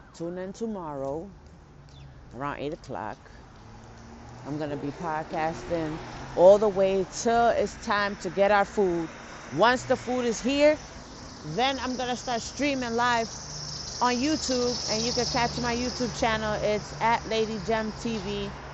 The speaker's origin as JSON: {"language": "English", "town": "New York City", "region": "New York", "country": "United States", "said": "I'm from the Bronx"}